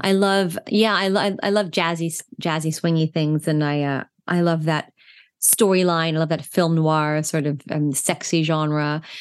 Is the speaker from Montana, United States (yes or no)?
no; New York, United States; as an East Coast New Yorker who knows exactly where Putnam County is